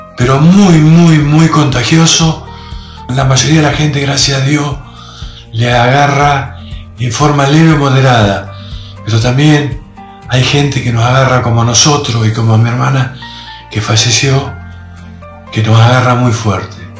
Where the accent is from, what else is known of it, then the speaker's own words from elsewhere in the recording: General Villegas, Buenos Aires Province, Argentina; nací, mi querido en General Villegas